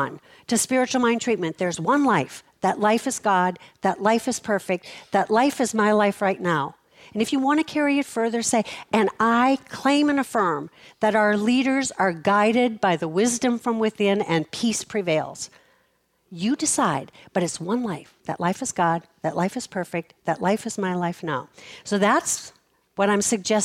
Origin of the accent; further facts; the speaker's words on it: Fargo, North Dakota, United States; I was born in Fargo, North Dakota